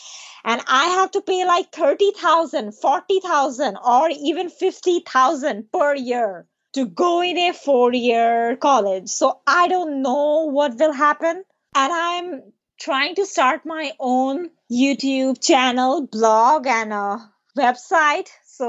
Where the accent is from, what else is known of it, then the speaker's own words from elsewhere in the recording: Bangladesh; English is a second language; moved away; $1, it's like 90 or 80 takas back home. It's a lot. $1, it's a lot back in my home country.